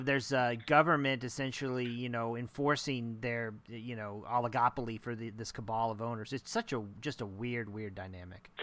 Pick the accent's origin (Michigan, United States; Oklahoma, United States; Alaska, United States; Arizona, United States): Oklahoma, United States; moved away; I'm from Oklahoma originally.